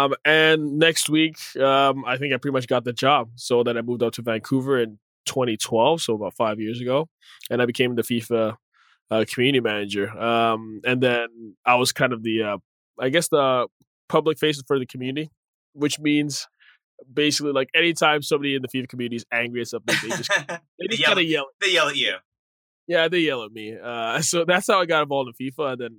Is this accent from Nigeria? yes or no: yes; Nigeria; born there; also born or lived in Zambia / Zimbabwe / Ethiopia / Massachusetts, United States; I was born in Nigeria. I'm Nigerian born originally. My dad used to work for the UN, so we moved around quite a bit in different countries in Africa: Zambia, Zimbabwe, then Ethiopia.